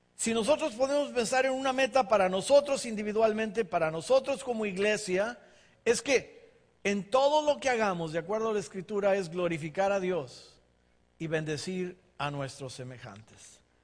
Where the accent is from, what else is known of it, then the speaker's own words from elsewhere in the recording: Ensenada, Baja California, Mexico; moved away as an adult; now in United States; crecimos en Ensenada